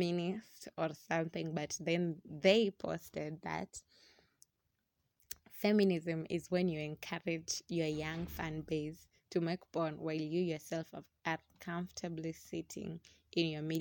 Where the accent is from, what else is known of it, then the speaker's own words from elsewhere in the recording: Kenya; being Kenyan, being in a country where sex is never discussed